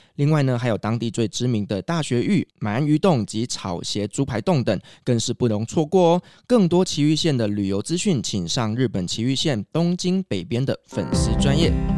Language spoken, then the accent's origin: Chinese; Taiwan; 我们台湾人